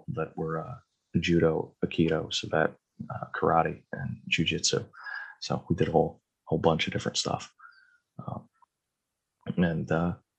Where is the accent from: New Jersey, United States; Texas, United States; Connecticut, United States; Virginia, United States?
Connecticut, United States; I'm from Connecticut